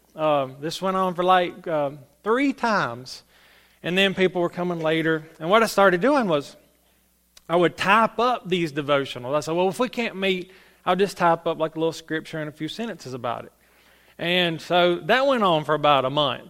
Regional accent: Salem, United States; I'm from Salem, so, you know, I'm the little Salem preacher

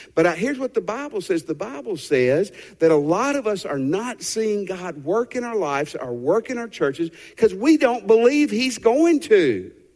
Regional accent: Tennessee, United States; the house I grew up in Tennessee.

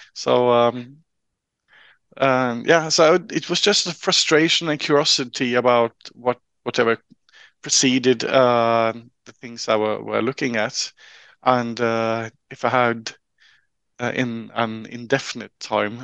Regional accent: Trondheim, Trøndelag, Norway; I'm a local uh, uh a local guy uh, from Trondheim. I grew up uh, right in the middle of, of the city.

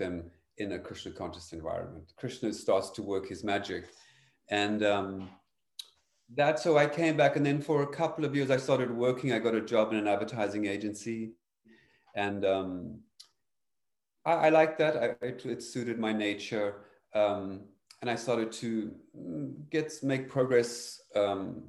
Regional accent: Cape Town, Western Cape, South Africa; I grew up in South Africa, specifically in Cape Town

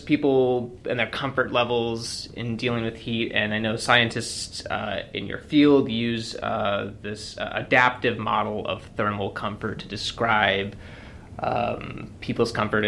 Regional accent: Arizona, United States; also born or lived in Indiana; I grew up here in Arizona, so kind of used to the heat.

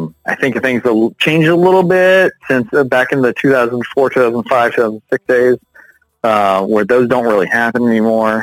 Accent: Winter Park, Florida, United States; Born and raised in Central Florida. So I grew up in Winter Park

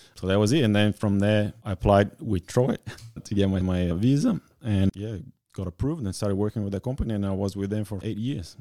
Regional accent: Bento Gonçalves, Rio Grande do Sul, Brazil; moved away as an adult; now in Australia; I'm from Brazil, small town called, uh, Bento Gonçalves.

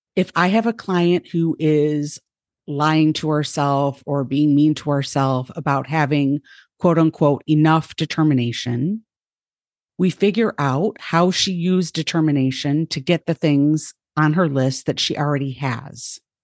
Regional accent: United States; now in Ohio, United States; I was born white in the United States in a middle class family

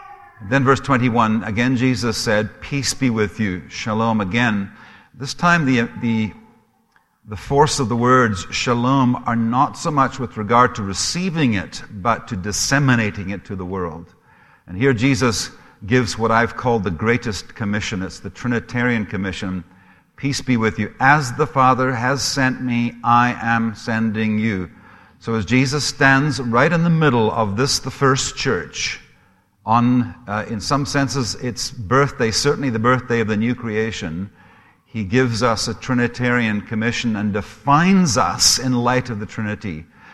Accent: Zimbabwe; also born or lived in Scotland; now in Canada; I am Scottish. My accent is probably a mixture of a number of things. It's a little bit of a Heinz's 57 varieties. I've lived in Canada now for 30 years, so I'm sure there's a bit of a Canadian twang there, too. I grew up in Africa, in Rhodesia

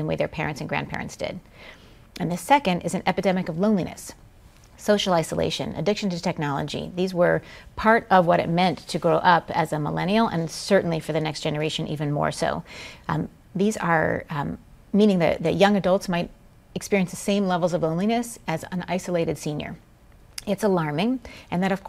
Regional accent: Colorado, United States; growing up in Colorado

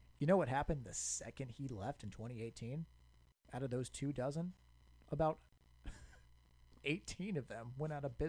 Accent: Cleveland, Ohio, United States; I'm from Cleveland.

